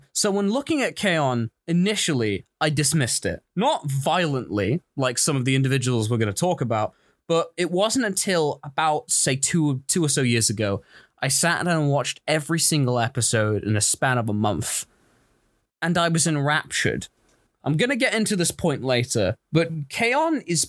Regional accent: United Kingdom; we're also very British.

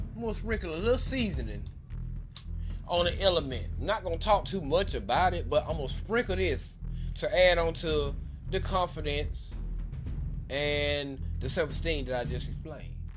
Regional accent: Albany, Georgia, United States; now in Austin, United States; I'm originally from Albany, Georgia, but right now I live in Austin, Texas

